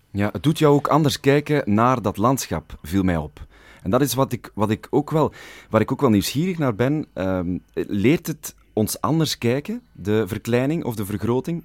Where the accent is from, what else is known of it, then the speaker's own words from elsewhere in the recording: Flanders, Belgium; Ik ben een Vlaming